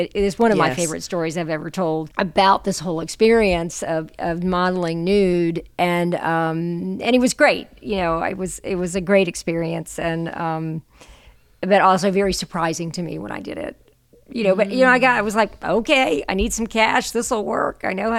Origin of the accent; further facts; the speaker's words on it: the South, United States; I mean, I came out of, you know, I'm from the South in the United States, and you know, we're all about hospitality